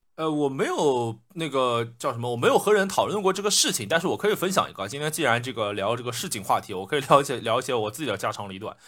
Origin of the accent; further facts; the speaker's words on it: Shanghai, China; 用我们上海话来说